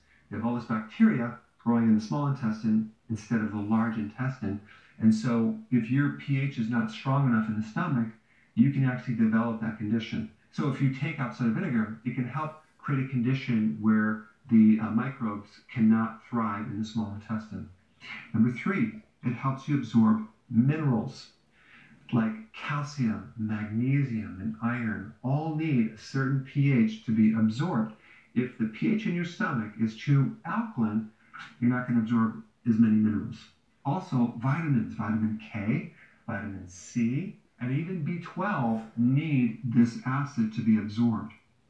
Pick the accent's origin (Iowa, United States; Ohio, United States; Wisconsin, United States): Wisconsin, United States; So remember growing up in Wisconsin, where there's farms all around our neighborhood.